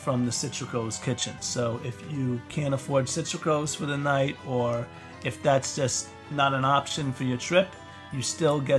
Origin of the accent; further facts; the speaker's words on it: New York, United States; I know we're both from New York